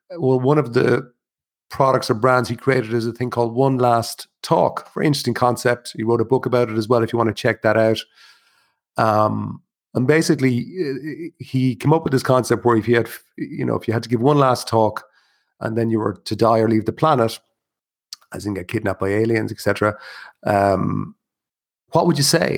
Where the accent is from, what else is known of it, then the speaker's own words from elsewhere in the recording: Ireland; as an Irish person